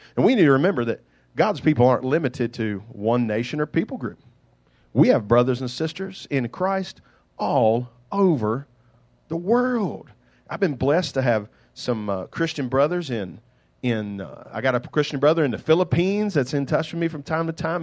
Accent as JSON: {"language": "English", "country": "United States"}